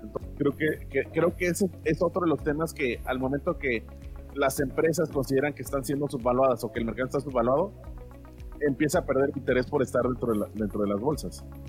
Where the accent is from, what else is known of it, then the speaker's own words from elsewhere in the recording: Mexico; yo como mexicano.